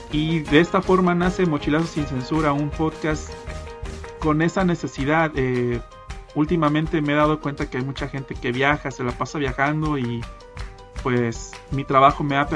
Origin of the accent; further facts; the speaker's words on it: Mexico; estoy en Guadalajara, Jalisco, México, el mejor país de toda Latinoamérica, siendo que yo soy mexicano obviamente.